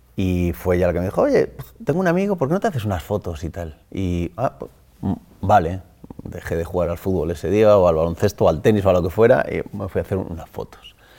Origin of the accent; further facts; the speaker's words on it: Móstoles, Community of Madrid, Spain; Soy de Móstoles, me he criado en Móstoles. He nacido en Madrid, pero mm, me crié en Móstoles desde los tres años